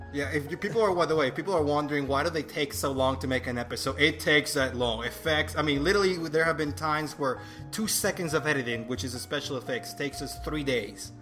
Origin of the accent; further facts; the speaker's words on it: Venezuela; English is a second language; moved away as an adult; also born or lived in Boston, United States; now in United States; I was uh, raised and, and, born in Venezuela. And uh, I spent most of my life there, you know, until I came to live in the U.S. about six years ago